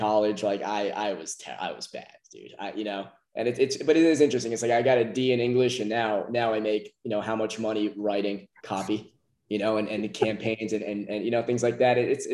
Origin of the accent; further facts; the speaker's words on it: United States; from US